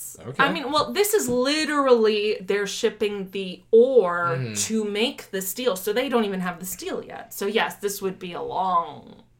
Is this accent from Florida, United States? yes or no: yes; near Key West, Florida, United States; I grew up near the Atlantic Ocean, mm-hmm. very near the Atlantic Ocean, and Cuba. No, actually, Key West is much closer.